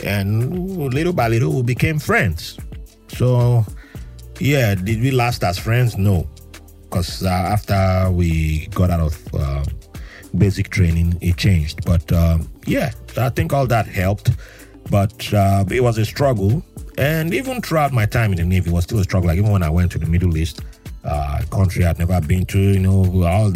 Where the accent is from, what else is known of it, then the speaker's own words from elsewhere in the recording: Jos, Plateau, Nigeria; also born or lived in Yenagoa, Nigeria / Port Harcourt, Nigeria; now in New York, United States; Nigeria is my place of birth.